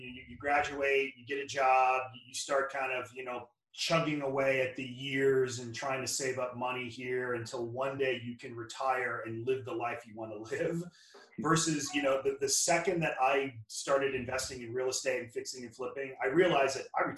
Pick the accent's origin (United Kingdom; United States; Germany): United States; Louisiana; now in Redondo Beach, United States; I'm from Louisiana, which you probably can tell from my Saints helmet here behind me.